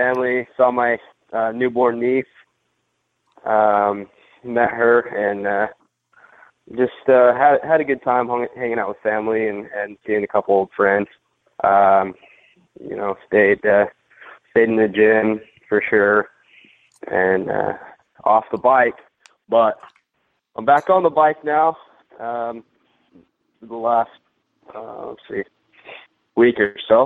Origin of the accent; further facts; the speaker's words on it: United States; accent: American; I've got an American accent